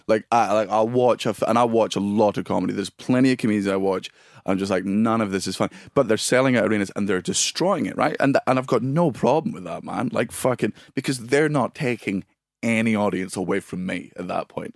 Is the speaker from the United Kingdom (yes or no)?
yes; Scotland, United Kingdom; I'm Scottish and it's in my fucking blood.